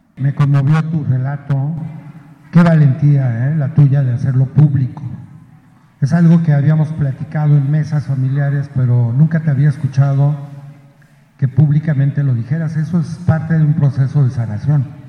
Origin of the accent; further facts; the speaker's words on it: Huauchinango, Puebla, Mexico; en Huachinango, mi pueblo